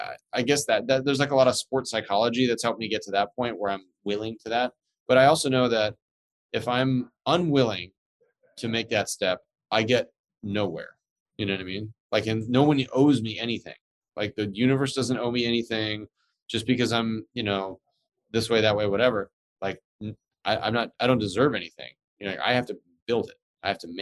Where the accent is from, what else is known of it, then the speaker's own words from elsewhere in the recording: United States; I'm an American